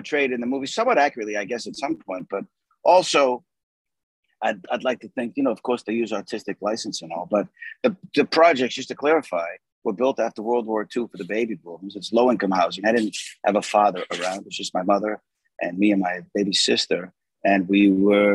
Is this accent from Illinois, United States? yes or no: no; Boston, Massachusetts, United States; moved away; also born or lived in Arizona; I'm from South Boston